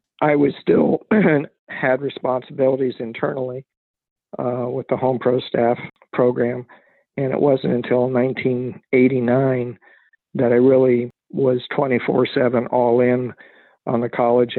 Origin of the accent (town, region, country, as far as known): San Francisco Bay Area, California, United States; born or raised there; also born or lived in San Diego